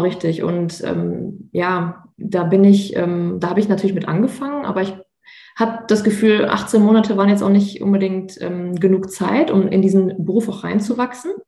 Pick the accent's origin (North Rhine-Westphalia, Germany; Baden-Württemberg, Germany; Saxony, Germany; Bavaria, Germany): North Rhine-Westphalia, Germany; Münster; also born or lived in Bochum; ich komme ja aus NRW und ähm, beziehungsweise aus Münster